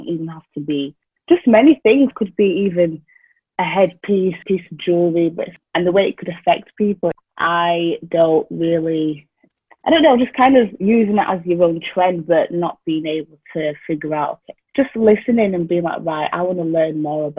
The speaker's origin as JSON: {"language": "English", "town": "Doncaster", "region": "Yorkshire and the Humber", "country": "United Kingdom", "tie": "born or raised there", "also_born_or_lived": "Wales", "said": "So I am originally from Zimbabwe. I was born here in a small town called Doncaster. So yeah, I've grown up here. However, my parents and family have come from Zimbabwe."}